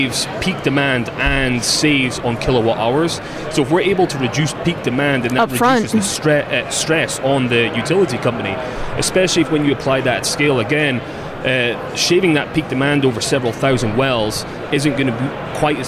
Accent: Scotland, United Kingdom; moved away; I'm from Scotland

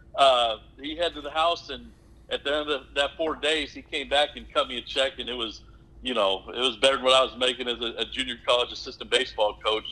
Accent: Omaha, Nebraska, United States; moved away as an adult; also born or lived in Oklahoma; I'm originally born and raised in Omaha, Nebraska

